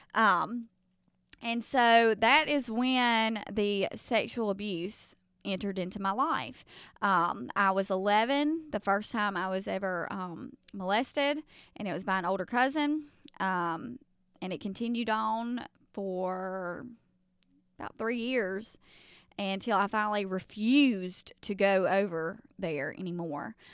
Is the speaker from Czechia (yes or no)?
no; the South, United States; accent: Southern; I'm from the South, um, where we just do all things Southern.